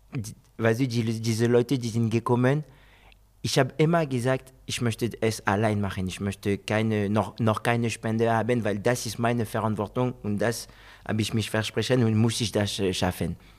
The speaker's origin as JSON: {"language": "German", "country": "France", "tie": "born or raised there", "also_born_or_lived": "Guinea (ancestry) / Spain", "second_language": "German", "moved": "as an adult", "lives_now": "Wolfsburg, Germany", "said": "Ich bin Franzose, geboren in Frankreich"}